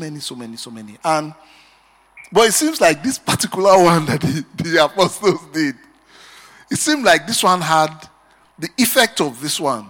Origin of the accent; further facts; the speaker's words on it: Benin City, Edo, Nigeria; I grew up in Benin